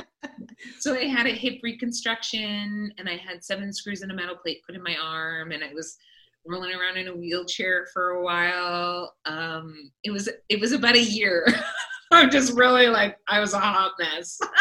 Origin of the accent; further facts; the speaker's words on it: Vancouver Island, British Columbia, Canada; now in Toronto, Canada; I was born and raised on Vancouver Island, which is the other side of Canada over on the west coast